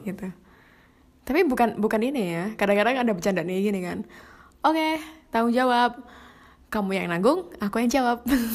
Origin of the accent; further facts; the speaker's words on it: Java, Indonesia; accent: medok; aku tuh medok-medok gitu suaranya.